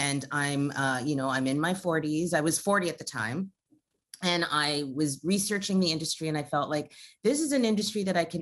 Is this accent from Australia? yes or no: no; Canada; I'm Canadian born, but my parents are Jamaican. So I have Jamaican roots and I was raised with Caribbean cooking.